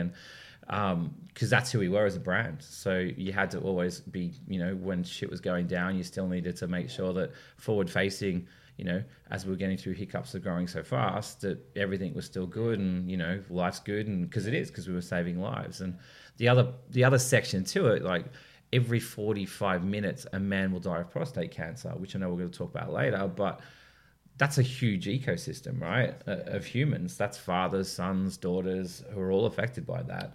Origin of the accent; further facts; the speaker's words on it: Sydney, New South Wales, Australia; I grew up obviously in Sydney